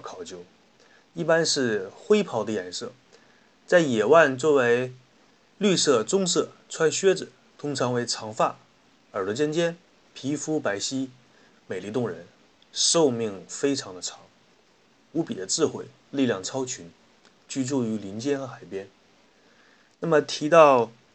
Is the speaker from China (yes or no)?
yes; China; 我们中国人